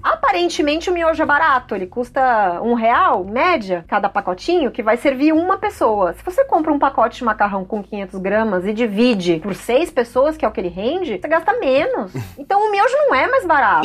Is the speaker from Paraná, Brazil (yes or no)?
no; interior of São Paulo, Brazil; now in São Paulo, Brazil; eu sou do interior de São Paulo, mas, cara, eu tô aqui já na capital faz tempo